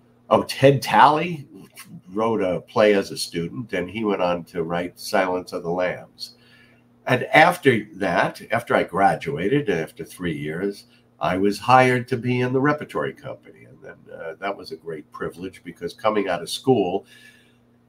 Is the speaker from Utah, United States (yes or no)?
no; New York City, New York, United States; But I grew up a New York kid in Queens, just like our previous president, not too far away. I was in Far Rockaway